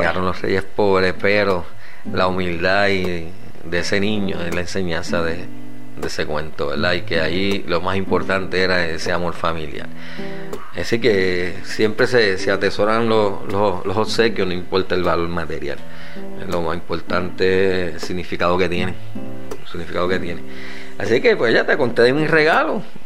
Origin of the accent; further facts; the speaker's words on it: Aguas Buenas, Puerto Rico; En Aguas Buenas nacía gente, Alejandra, en el hospital municipal, ahí nací yo